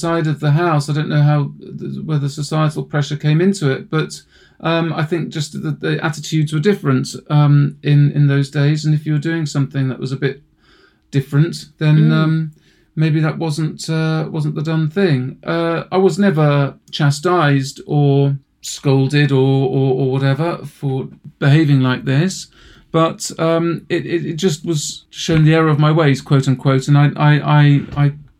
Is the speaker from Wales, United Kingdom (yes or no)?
no; Oxfordshire, South East England, United Kingdom; also born or lived in Woking, Surrey; I grew up in Oxfordshire after having been born in Woking and suburban Surrey. We then moved when I was about 10 or 11 to Oxfordshire, to the Cotswolds